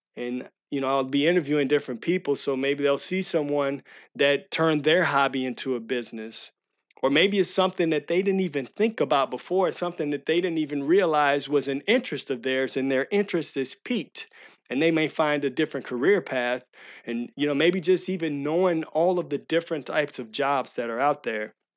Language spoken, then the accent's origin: English; St. Louis, Missouri, United States; I'm from Saint Louis